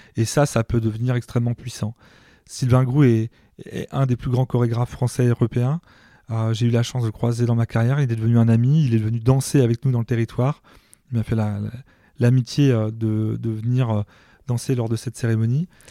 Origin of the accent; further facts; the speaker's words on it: Mayenne, Pays de la Loire, France; moved away as an adult; also born or lived in Rouen; je viens de la Mayenne